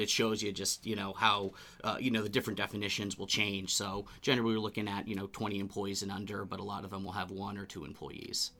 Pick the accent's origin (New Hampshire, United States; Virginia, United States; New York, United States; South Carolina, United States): New Hampshire, United States; Bedford; I grew up in Bedford, New Hampshire, went to UNH uh, for my undergrad and my master's degree. So I'm a New Hampshire boy